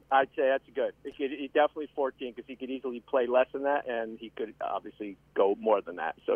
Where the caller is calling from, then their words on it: Tampa, Florida, United States; Hey, John Lance. It's